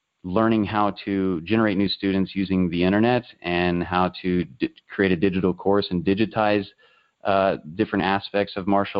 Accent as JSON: {"language": "English", "area": "the Midwest", "region": "Kansas", "country": "United States", "tie": "born or raised there", "said": "growing up in the Midwest, it's primarily farming, you know, that really kind of drives the economic little circle I live in here in Kansas"}